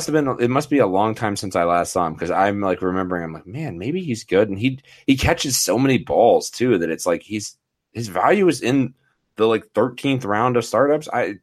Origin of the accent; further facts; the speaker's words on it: Denver, Colorado, United States; This is my hometown crew, and that is the Denver Broncos.